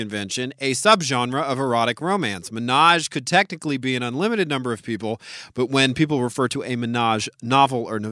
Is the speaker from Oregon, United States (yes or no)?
no; New Orleans, Louisiana, United States; my hometown of New Orleans.